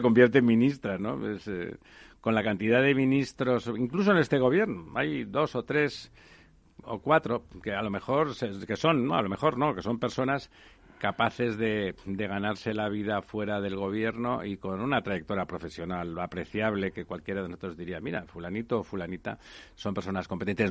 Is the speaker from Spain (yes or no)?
yes; Barcelona, Catalonia, Spain; now in Madrid, Spain; yo soy de, Barcelona, aunque soy ya madrileño de adopción